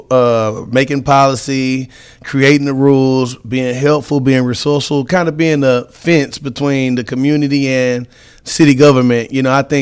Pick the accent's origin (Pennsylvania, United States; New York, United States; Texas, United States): Texas, United States; Beaumont; born and raised in Beaumont